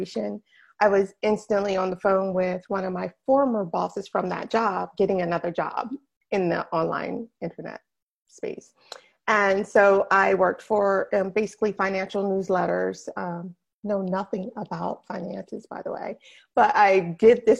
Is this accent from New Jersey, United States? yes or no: yes; New Jersey, United States; now in West Palm Beach, United States; I am from New Jersey. Born and bred New Jersey girl all the way.